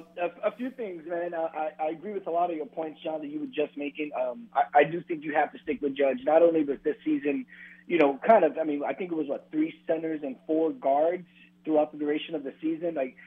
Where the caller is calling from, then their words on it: Washington, United States; Hey, what's up, guys? It's … from Washington.